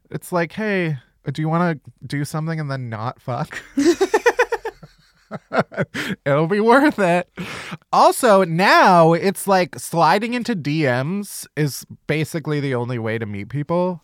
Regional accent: Midwest, United States; I'm also from the Midwest

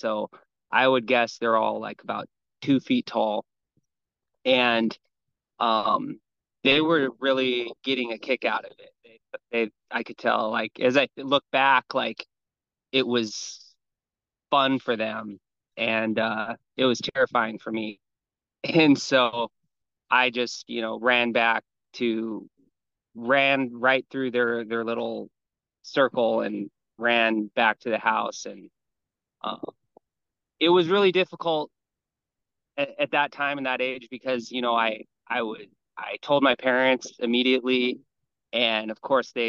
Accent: Hawaii, United States; I grew up here in Hawaii, where I live now. And I very, very country. It's very country out here. And so I grew up on a lot of property.

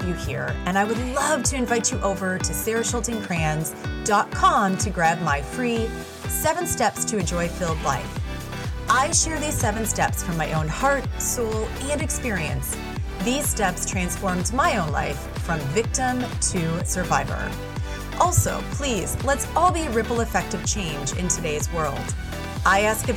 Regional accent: Midwest, United States; I am from the Midwest

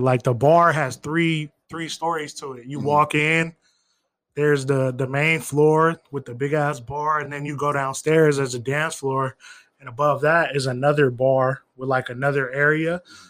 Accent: Las Vegas, Nevada, United States; also born or lived in Iowa; I'm from Las Vegas

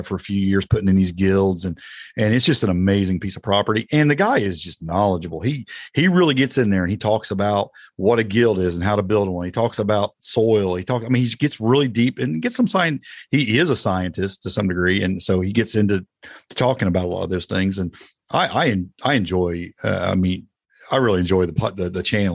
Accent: United States; accent: Indiana/Tennessee twang; also born or lived in Indiana / Tennessee; my Indiana/Tennessee twang

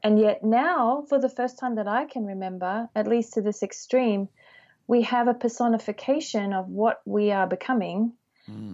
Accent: Australia; moved away; growing up in Australia

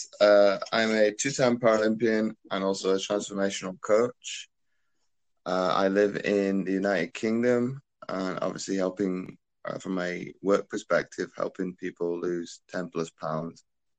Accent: Belgium; born there; Well, I was born in Belgium to a military family.

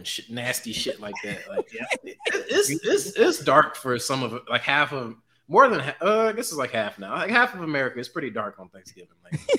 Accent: St. Louis, Missouri, United States; I'm from St. Louis, Missouri

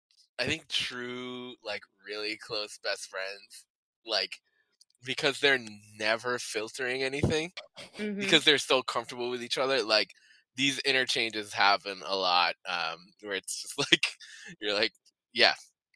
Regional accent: Detroit, Michigan, United States; Sam, I'm from Detroit. You're from the suburbs. So I went to school in Chicago.

